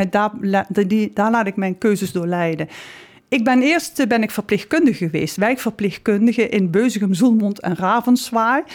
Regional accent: South Limburg, Netherlands; now in Amsterdam, Netherlands; ik ben Zuid kom uit Zuid-Limburg

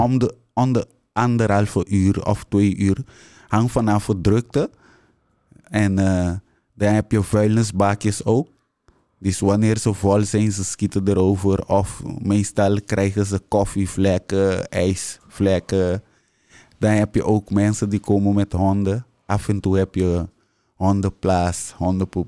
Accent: Curaçao; moved away as an adult; now in Netherlands; ben daar geboren opgegroeid, naar school gegaan. En met mijn twintigste ben ik naar Nederland gekomen

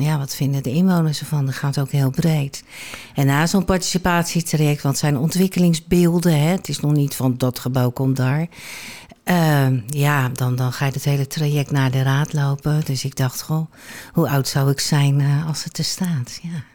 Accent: Rotterdam, South Holland, Netherlands; moved away as an adult; now in Alkmaar, Netherlands; Ik ben nou, geboren en getogen in Rotterdam. Afkomst verlogen je niet, dus dat dat hoor je 9 van de 10 keer nog wel

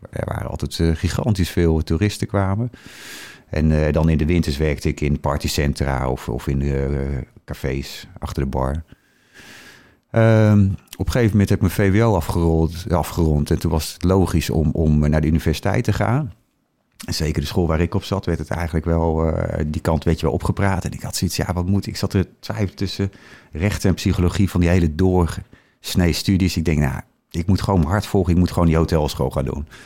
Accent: Harderwijk, Gelderland, Netherlands; born there

